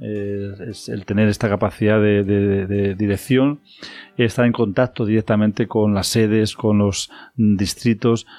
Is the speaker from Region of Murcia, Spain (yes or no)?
no; El Casar, Castilla-La Mancha, Spain; moved away as an adult; also born or lived in Madrid; now in Tres Cantos, Spain; soy natural del Casar, aunque nací en Madrid, porque nací en la maternidad de O'Donnell, pero soy de un pueblo de, un pueblo de Guadalajara que se llama El Casar